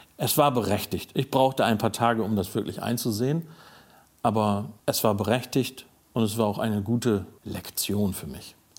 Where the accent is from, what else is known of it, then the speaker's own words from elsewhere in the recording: Stade area, Lower Saxony, Germany; also born or lived in Bunde, East Frisia; in eine WG im Raum Stade gezogen, sozusagen wieder zurückgesiedelt mehr in meine Heimat.